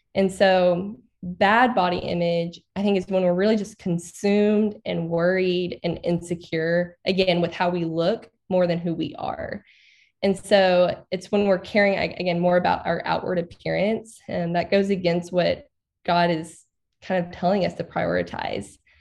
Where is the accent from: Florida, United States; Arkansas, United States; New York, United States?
Arkansas, United States; I grew up in Arkansas. I've never moved outside of Arkansas.